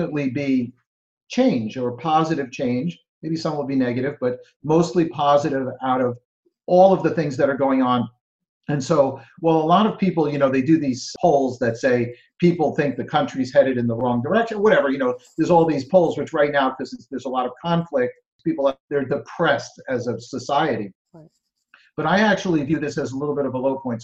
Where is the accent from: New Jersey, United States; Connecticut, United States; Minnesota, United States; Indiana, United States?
New Jersey, United States; I'm from New Jersey